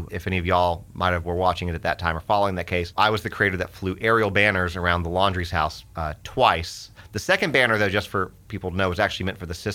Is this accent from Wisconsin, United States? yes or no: no; Atlanta, Georgia, United States; also born or lived in Texas / San Antonio, Texas; now in Sumner County, Tennessee, United States; I grew up mostly in Georgia in the Atlanta area.